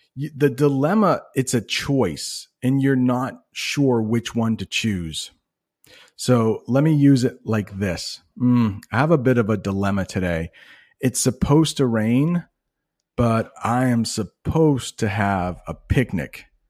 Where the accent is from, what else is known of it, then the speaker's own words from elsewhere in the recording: United States; I'm an American guy